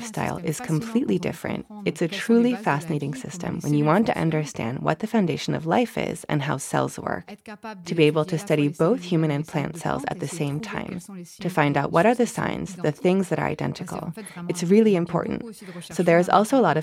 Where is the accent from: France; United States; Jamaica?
France; moved away as an adult; now in Cambridge, United Kingdom; I was born in France. I completed all my studies in France, including my PhD in plant biology